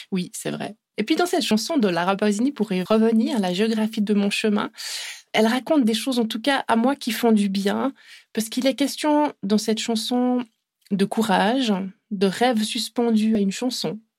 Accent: Italy; accent: Italian; French is a second language; je vais le dire en français parce que moi j'ai un accent italien assez horrible

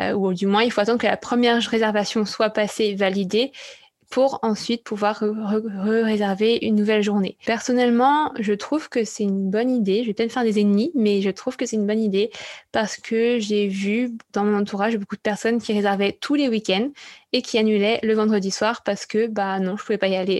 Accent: France; en tant que Français

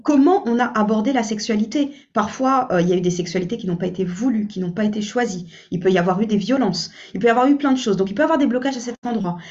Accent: French Guiana; je suis originaire de la Guyane

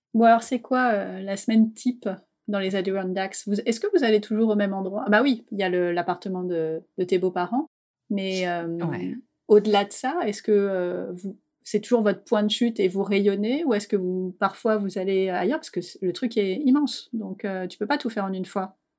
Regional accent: France; en tant que Française

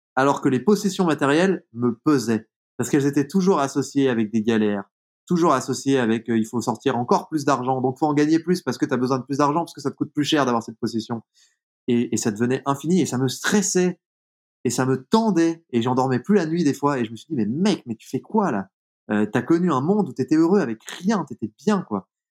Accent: Jura, Bourgogne-Franche-Comté, France; dans le monde dans lequel j'ai grandi, typiquement dans le Jura

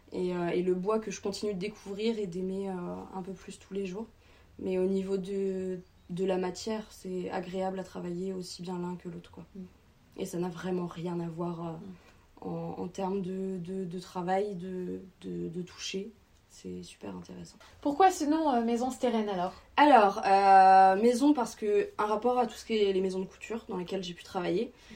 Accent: Trégueux, Brittany, France; also born or lived in Paris; j'ai grandi ici donc à Trégueux

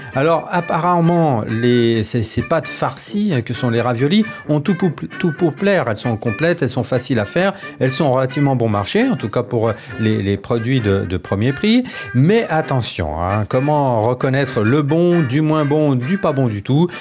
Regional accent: Dauphiné, Auvergne-Rhône-Alpes, France; now in Paris, France; je viens du Dauphiné

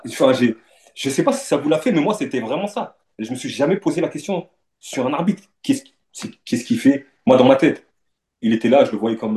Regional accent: Le Havre, Normandy, France; moved away as an adult; j'ai grandi au Havre, dans un quartier du Havre

